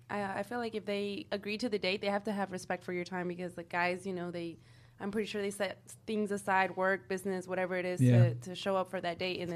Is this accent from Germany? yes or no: no; Houston, Texas, United States; I'm from Houston.